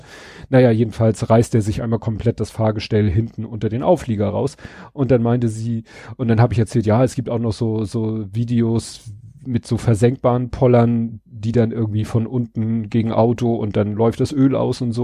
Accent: Hamburg, Germany; in Stalzhoop in dem Ring, wo ich aufgewachsen bin

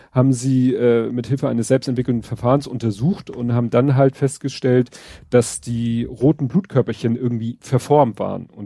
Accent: Hamburg, Germany; Ich als Hamburger.

